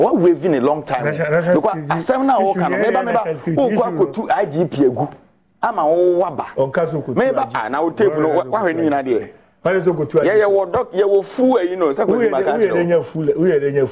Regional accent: Ghana; I am a Ghanaian

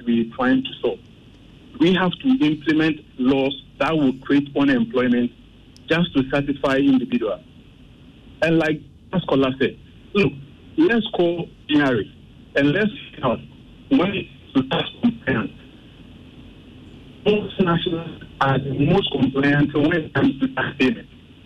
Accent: Ghana; I'm a Ghanaian

